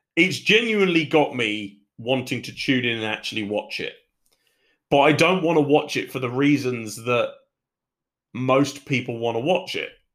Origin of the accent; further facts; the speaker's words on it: United Kingdom; I am British